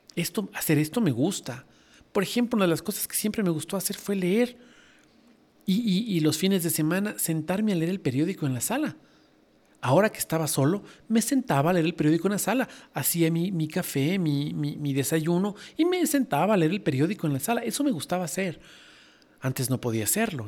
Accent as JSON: {"language": "Spanish", "country": "Ecuador", "said": "la, moneda en esa época en mi país era el sucre"}